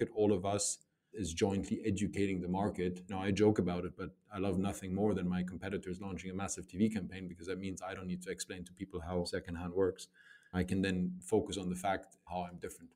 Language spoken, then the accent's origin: English; Germany; I grew up in Germany.